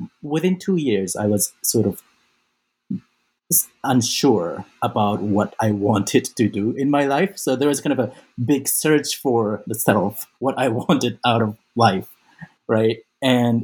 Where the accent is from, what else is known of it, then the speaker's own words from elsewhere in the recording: Osaka, Japan; moved away as an adult; I was born and raised in Japan. I grew up mostly in Osaka